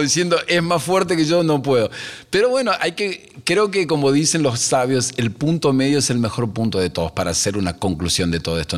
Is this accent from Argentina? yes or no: yes; Argentina; salgo y respiro eh, el aire donde estoy parado en mi país y digo, no hay mejor lugar en el mundo que este